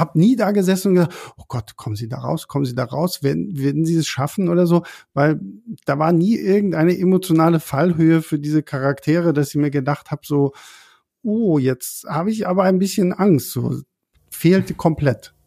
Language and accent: German; Berlin, Germany; für uns als Berliner